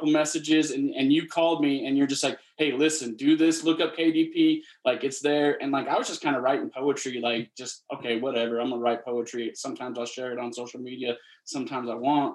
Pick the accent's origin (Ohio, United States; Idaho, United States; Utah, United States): Utah, United States; Salt Lake City; also born or lived in Pensacola, Florida; I grew up here in Salt Lake City, Utah, non-LDS kid, military family